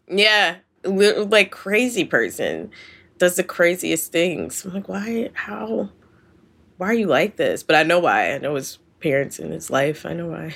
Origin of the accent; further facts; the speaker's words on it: Philadelphia, Pennsylvania, United States; that's my hometown